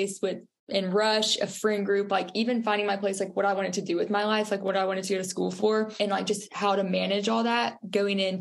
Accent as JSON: {"language": "English", "town": "Tuscaloosa", "region": "Alabama", "country": "United States", "said": "I'm from Tuscaloosa, Alabama, and a rising sophomore at Alabama"}